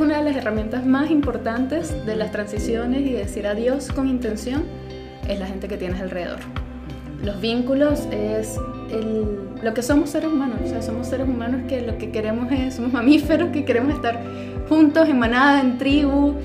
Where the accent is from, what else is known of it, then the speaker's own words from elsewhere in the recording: Venezuela; moved away; mi pasaporte como venezolana